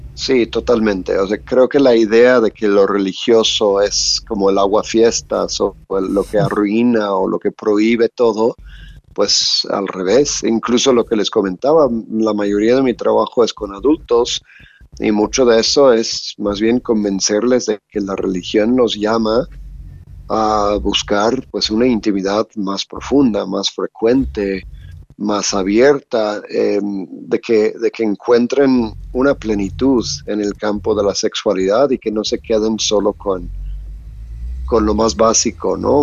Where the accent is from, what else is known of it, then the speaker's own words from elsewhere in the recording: Louisiana, United States; moved away as an adult; now in Mexico; Soy de Estados Unidos, de Luisiana